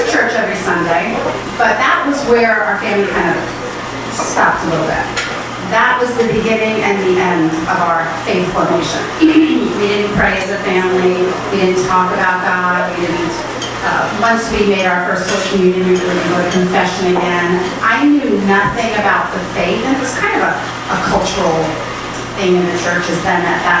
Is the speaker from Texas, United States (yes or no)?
no; New York City, New York, United States; I was born in New York. I'm guessing you can all tell. I was born in the Bronx, even more of a giveaway